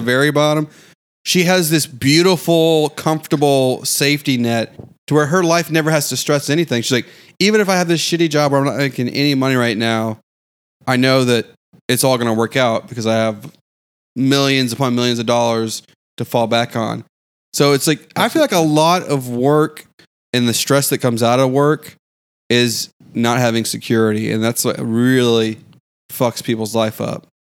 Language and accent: English; the South, United States; as a Southerner